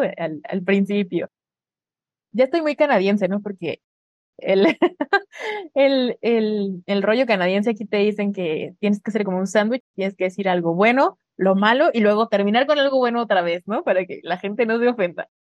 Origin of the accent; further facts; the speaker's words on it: Mexico; moved away as an adult; Yo sí era alguien en mi país